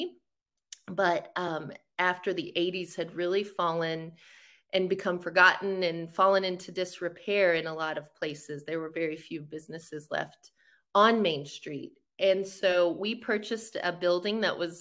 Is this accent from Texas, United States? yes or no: yes; Del Rio, Texas, United States; also born or lived in Austin, Texas; I was born and raised in Del Rio, Texas, which sits right on the border of Texas and Mexico.